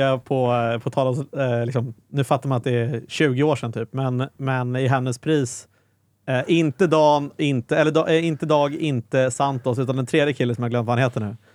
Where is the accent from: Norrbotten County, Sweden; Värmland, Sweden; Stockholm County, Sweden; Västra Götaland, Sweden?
Stockholm County, Sweden; Stockholm; man är född och uppvuxen i Stockholm